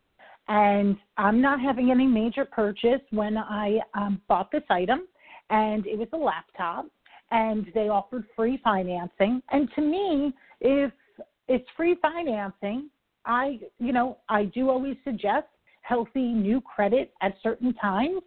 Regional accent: New York, United States; I talk quick. I'm from New York.

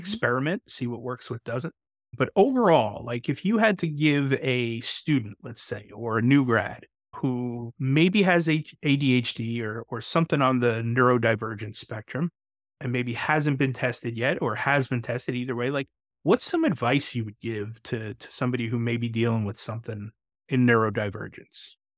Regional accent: New York, United States; I'm from New York

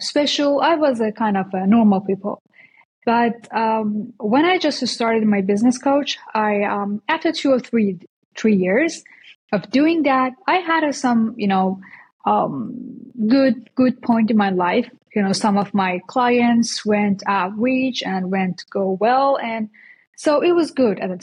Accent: Iran; moved away as an adult; now in United States; I came from Iran. I'm Persian actually. So I just came to US like 7 months ago, but I used to live there

